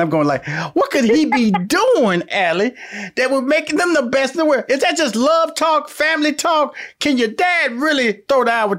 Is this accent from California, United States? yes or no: no; Houston, Texas, United States; I'm from Houston, Texas, so this is going to be a good call.